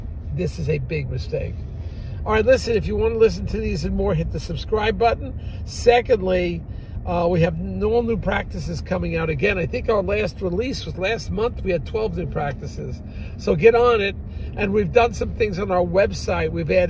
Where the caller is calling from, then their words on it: New Jersey, United States; we're calling you from New Jersey